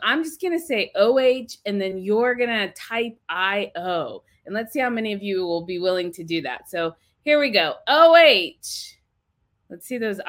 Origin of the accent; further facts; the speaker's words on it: Ohio, United States; I am from Ohio. That's actually where I'm at right now, in Ohio